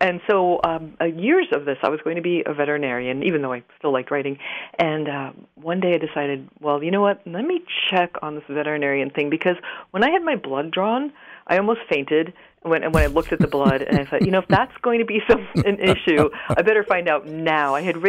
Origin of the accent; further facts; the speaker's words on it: Maine, United States; also born or lived in Queens, New York; Well, I grew up for 8 years in Queens, New York, in Flushing, to be exact. My father was also a writer, and we had the opportunity when I was 8 to move to rural Maine to a beautiful old farmhouse on almost 200 acres